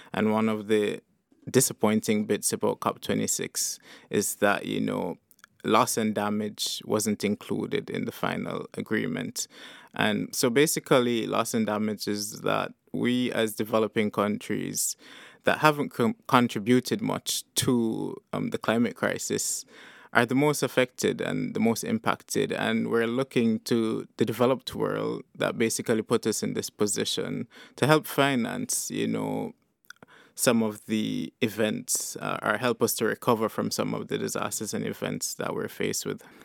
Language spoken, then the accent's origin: English; St. Kitts & Nevis; moved away as an adult; now in London, United Kingdom; So, like I said, I'm from Saint-Quentin-Nevis.